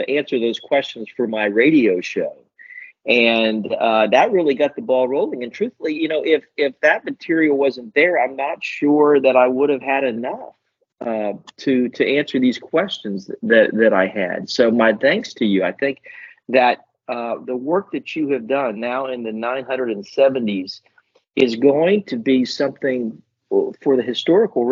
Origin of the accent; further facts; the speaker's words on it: Key West, Florida, United States; moved away as an adult; also born or lived in Tallahassee, Florida; now in Melbourne, United States; As a kid growing up in Key West